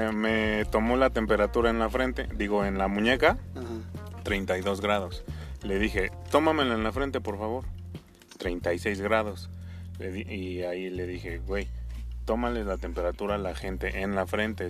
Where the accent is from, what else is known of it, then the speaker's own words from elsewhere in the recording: Mexico; Como buen mexicano, como buenos mexicanos.